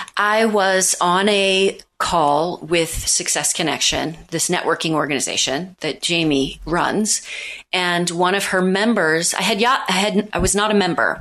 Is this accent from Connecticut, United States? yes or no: no; Missouri, United States; now in New York City, United States; I'm from Missouri.